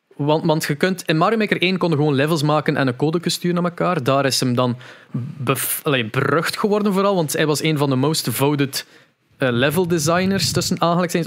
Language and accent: Dutch; Veurne, Flanders, Belgium; bij ons in Veurne